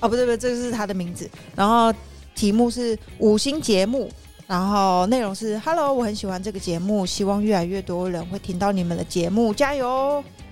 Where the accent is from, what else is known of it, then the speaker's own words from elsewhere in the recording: Taiwan; 然后再加上，我真的觉得我们的台湾的文化是真的是属于比较单薄的、比较单一的